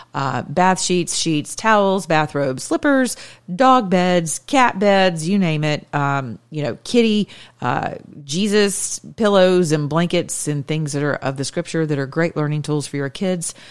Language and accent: English; the South, United States; now in Atlanta, United States; I'm from the South